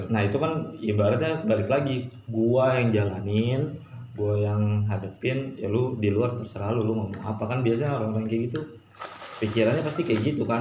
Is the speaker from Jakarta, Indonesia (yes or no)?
yes; Jakarta, Indonesia; Uh, eh, gue kan tau sendiri gue kan anak Jakarta banget ya.